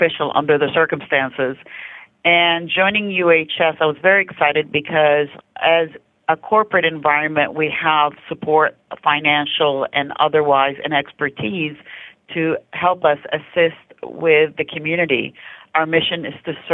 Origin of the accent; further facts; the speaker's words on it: Canada; also born or lived in Lancaster-Palmdale area; now in United States; I'm Canadian originally